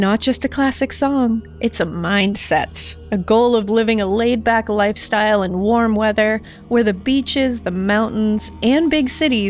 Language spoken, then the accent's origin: English; Massachusetts, United States; Because I definitely grew up like, you know, we're from Massachusetts.